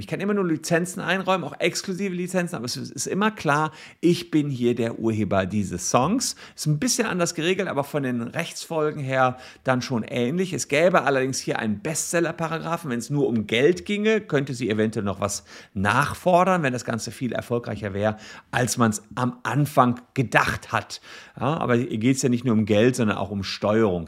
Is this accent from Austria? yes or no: no; Germany; bei uns in Deutschland